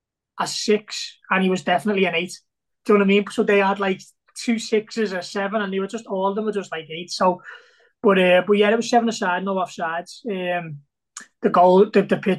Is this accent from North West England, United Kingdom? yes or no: yes; Liverpool, North West England, United Kingdom; growing up in Liverpool